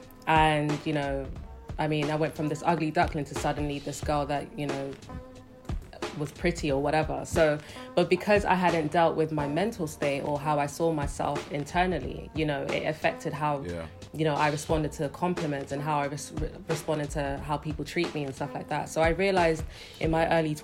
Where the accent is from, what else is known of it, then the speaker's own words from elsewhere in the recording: London, United Kingdom; moved away as an adult; also born or lived in Delta State, Nigeria (ancestral); now in Lagos, Nigeria; Born and raised in London, but I live in Lagos, Nigeria now